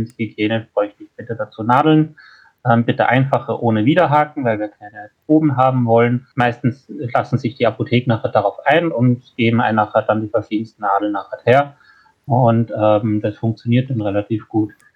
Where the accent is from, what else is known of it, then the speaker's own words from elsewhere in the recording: Austria; bei uns in Österreich